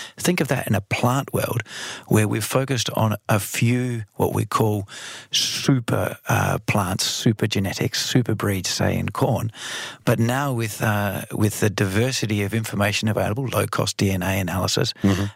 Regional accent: Australia; now in Netherlands; Australia, my home country

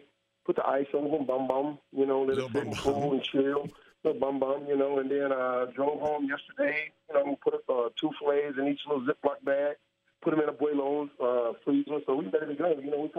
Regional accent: East Texas, United States; I grew up in East Texas.

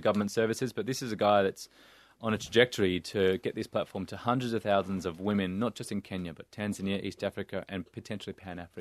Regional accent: Melbourne, Victoria, Australia; growing up in Saint Kilda, a couple of kilometers down the road

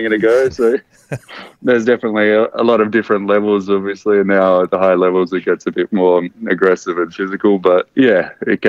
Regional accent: Australia; being Australian

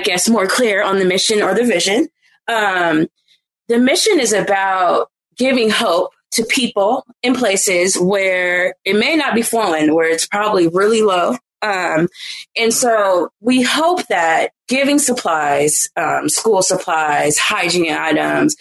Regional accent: Oakland, California, United States; I'm from Oakland

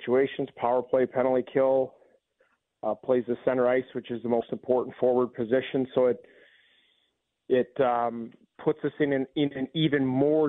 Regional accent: Vancouver area, British Columbia, Canada; now in Washington, United States; where I grew up in the Northwest, there's a lot of Seahawks fans up in that area, the sort of Vancouver area

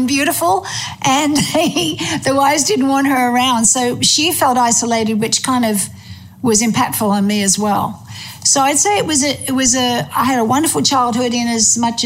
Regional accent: Melbourne, Victoria, Australia; also born or lived in England; I was born in England, and then when I was 5 years old, we migrated to Australia. And my father was the headmaster of Ormond College in Melbourne.

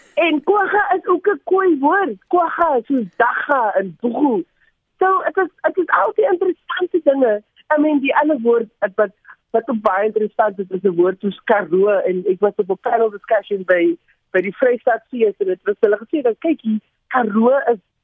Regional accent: Cape Town, Western Cape, South Africa; ek is hier van die Cape Flats

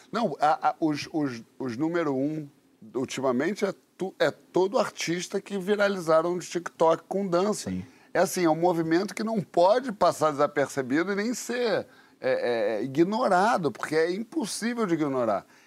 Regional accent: Rio de Janeiro, Brazil; quando eu era garoto, lá no Leme, na Prado Júnior

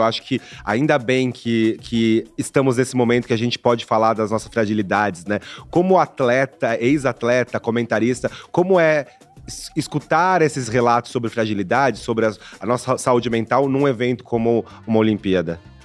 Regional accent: Brazil; como brasileiro, né, como homem preto nessa socie-, sociedade

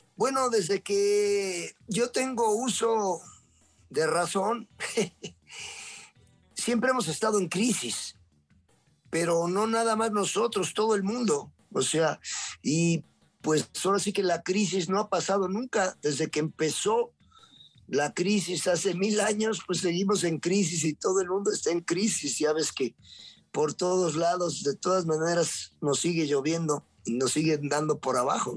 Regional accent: Puebla, Mexico; yo soy poblano chicharronero

